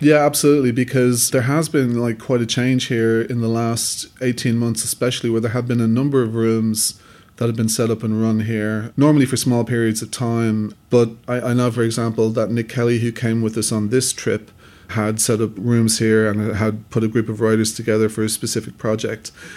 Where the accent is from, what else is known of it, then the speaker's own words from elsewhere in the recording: Dublin, Leinster, Ireland; I'm a filmmaker from Dublin, Ireland.